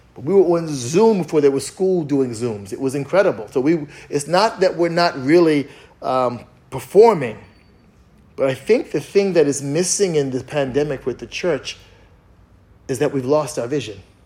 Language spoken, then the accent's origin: English; East Coast, United States; I'm from the East Coast